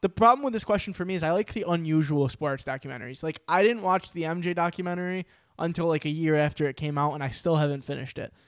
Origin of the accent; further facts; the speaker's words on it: New York, United States; I'm from New York